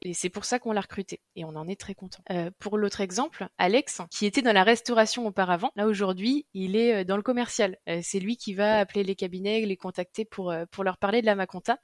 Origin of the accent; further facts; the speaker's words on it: Nantes, Pays de la Loire, France; je suis nantaise depuis toujours